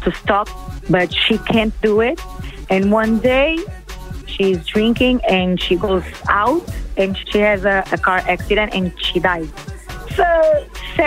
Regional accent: Alentejo, Portugal; English is a second language; also born or lived in Brazil; I was born in Brazil, but I came to Portugal with 2 months.

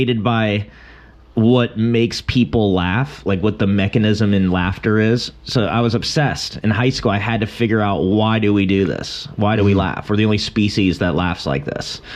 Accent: Long Beach, California, United States; I'm from Long Beach

